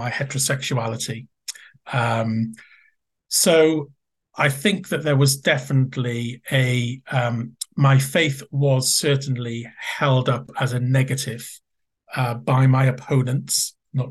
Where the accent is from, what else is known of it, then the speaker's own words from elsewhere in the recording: Wales, United Kingdom; moved away; it was a very Welsh-speaking community where the neighbouring area from where I grew up. So I really, in a sense, I felt local. I was a Welsh speaker